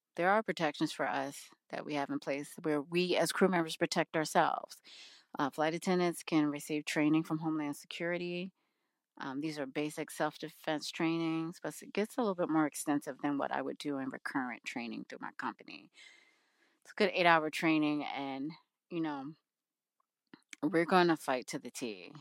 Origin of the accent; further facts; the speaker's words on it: United States; I am an American